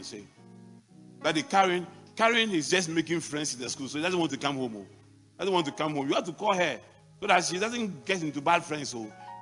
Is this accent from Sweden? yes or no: no; Mampong, Ghana; born or raised there